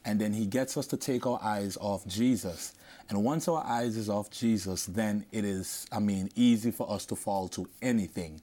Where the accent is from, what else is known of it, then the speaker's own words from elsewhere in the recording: Antigua & Barbuda; moved away; I'm from Antigua